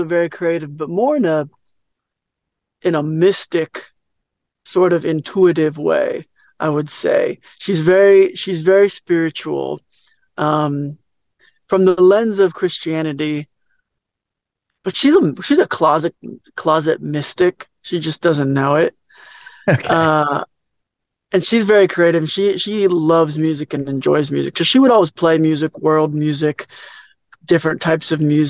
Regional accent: Orange, California, United States; also born or lived in Los Angeles, California; I grew up in Orange County. And then moved to LA when I was around 19 or so.

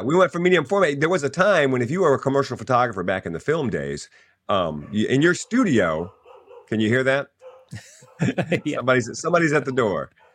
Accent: Louisiana, United States; I'm a Cajun because I grew up in Louisiana

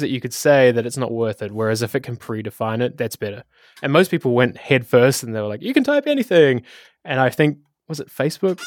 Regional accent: Wellington, New Zealand; moved away as an adult; now in Amsterdam, Netherlands; I come from Wellington, New Zealand, hence the um, Takawiti accent

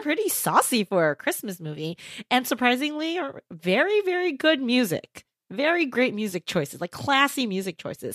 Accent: Southern California, United States; as a Californian, as a Southern Californian

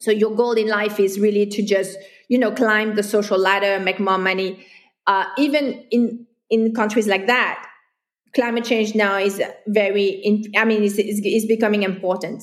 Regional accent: France; moved away as an adult; also born or lived in Hong Kong; now in Kuala Lumpur, Malaysia; I'm a foreigner. Mm-hmm. And I come from France, which is Western Europe

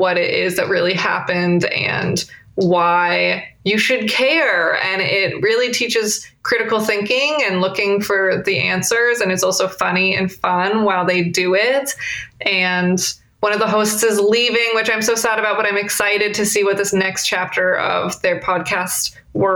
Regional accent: Portland, Oregon, United States; my hometown of Portland, Oregon

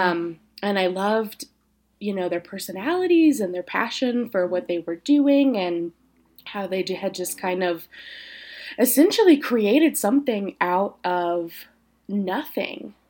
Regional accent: Tennessee, United States; moved away as an adult; also born or lived in Indiana; now in Colorado, United States; I'm originally from Tennessee. Spent about seven years in Indiana getting my education in psychology and, uh, education. And then came to Colorado about a couple of years ago

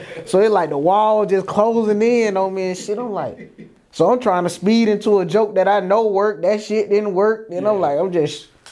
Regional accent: Atlanta, Georgia, United States; I'm from Atlanta

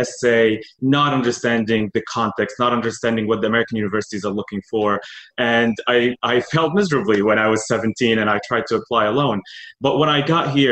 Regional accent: Syria; now in United States; I had a great childhood in Syria

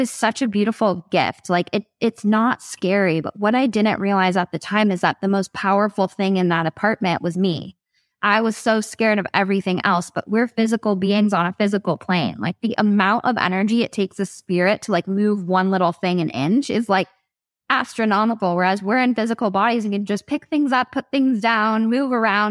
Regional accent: Ojai, California, United States; I'm from Ojai, that's my hometown

